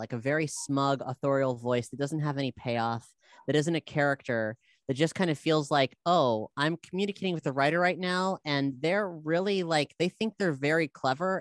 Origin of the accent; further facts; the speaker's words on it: South Florida, United States; I'm from South Florida